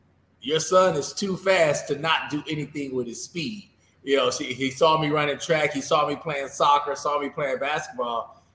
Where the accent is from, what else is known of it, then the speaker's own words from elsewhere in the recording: Dallas, Texas, United States; He was right down the road at SMU where I grew up in Dallas.